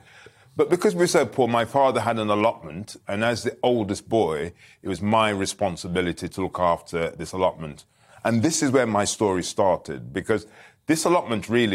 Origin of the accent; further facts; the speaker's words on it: Birmingham, West Midlands, United Kingdom; moved away; I was left behind, and then when they earned enough money, I then followed, and I was brought up in Small Heath in Birmingham